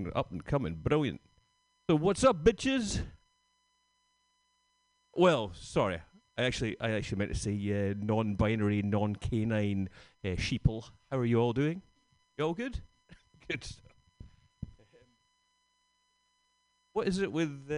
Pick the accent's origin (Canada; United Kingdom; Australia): United Kingdom; Scotland; now in San Francisco, United States; I'm from Scotland.